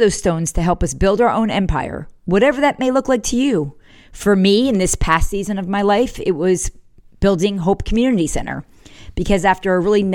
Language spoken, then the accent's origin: English; the North, Northern United States, United States; now in South Carolina, United States; I was from the North